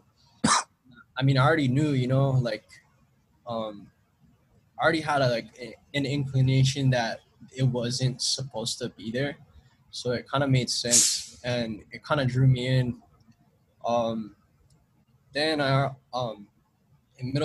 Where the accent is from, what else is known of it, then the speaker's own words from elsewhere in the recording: Honolulu, Hawaii, United States; I grew up in Palolo Valley, so that's like the hood right there